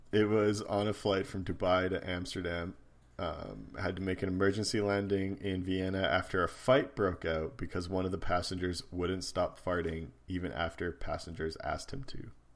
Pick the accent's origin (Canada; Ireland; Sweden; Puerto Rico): Canada; also born or lived in United States; being Canadian